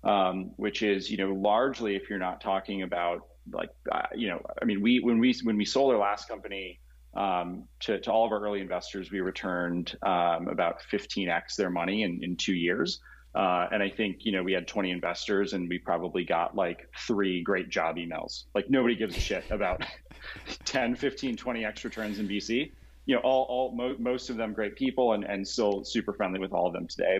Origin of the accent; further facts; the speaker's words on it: Colorado, United States; moved away as an adult; also born or lived in San Jose, California / Los Angeles, California / San Mateo, California; I was born in San Jose, and then left when I was growing up in Colorado, and then went to college in Los Angeles and came back